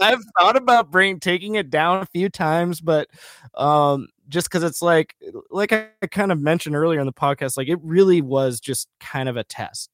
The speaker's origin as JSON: {"language": "English", "region": "rural west central Minnesota", "country": "United States", "tie": "born or raised there", "also_born_or_lived": "Bogotá, Colombia", "moved": "yes", "said": "I was adopted from Bogotá, Colombia, uh, when I was a baby, and then I grew up in rural west central Minnesota"}